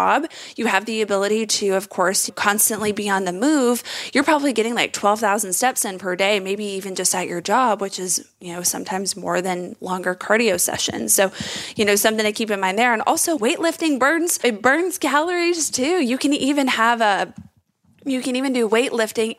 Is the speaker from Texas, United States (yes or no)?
yes; Texas, United States; I'm from Texas and I'm just saying the word y'all